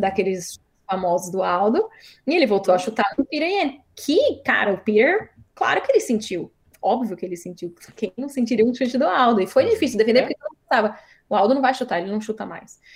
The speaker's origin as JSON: {"language": "Portuguese", "country": "Brazil", "moved": "yes", "lives_now": "Sacramento, United States", "said": "eu sou brasileira"}